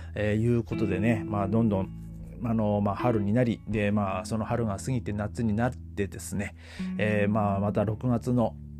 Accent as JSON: {"language": "Japanese", "country": "Japan", "moved": "yes", "said": "まあ僕は日本人でもアメリカ人がいたり"}